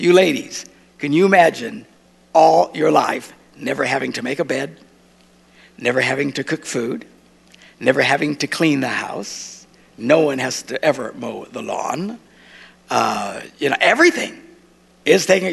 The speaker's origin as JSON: {"language": "English", "country": "United States", "said": "I'm an American"}